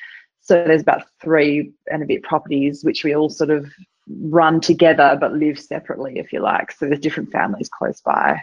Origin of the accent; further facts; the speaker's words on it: Perth, Western Australia, Australia; But really, I've grown up in Perth. So I've had all my school and high school and stuff in Perth.